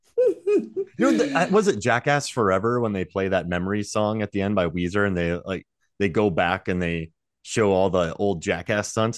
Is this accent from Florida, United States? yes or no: yes; St. Petersburg, Florida, United States; I'm from Saint Pete